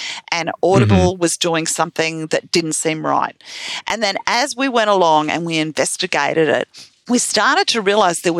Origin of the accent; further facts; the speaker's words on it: Australia; I'm an Australian